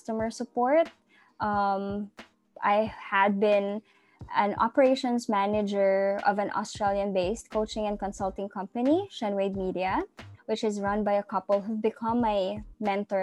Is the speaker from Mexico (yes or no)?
no; General Santos, Soccsksargen, Philippines; I'm born and raised in Gensan. It's a small city in the south of the Philippines.